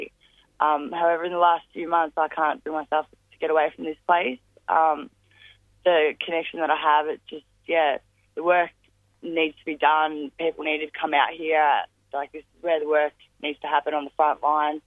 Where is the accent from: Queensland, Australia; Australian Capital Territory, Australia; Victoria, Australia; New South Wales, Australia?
Victoria, Australia; Ballarat; I'm from Ballarat